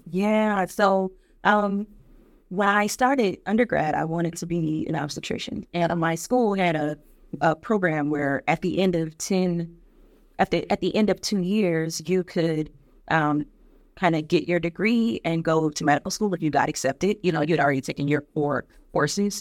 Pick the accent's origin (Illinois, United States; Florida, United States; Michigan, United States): Michigan, United States; Detroit; a little girl growing up in Detroit